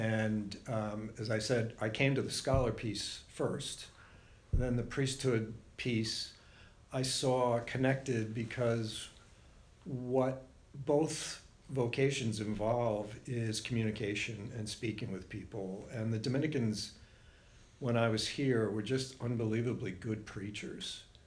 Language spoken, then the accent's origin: English; Warwick, Rhode Island, United States; moved away; The house that we grew up in was on Superior Street